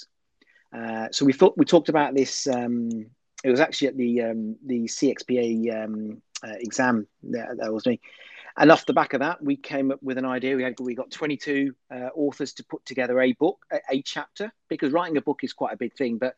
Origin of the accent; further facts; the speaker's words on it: Birmingham, West Midlands, United Kingdom; I come from Birmingham, England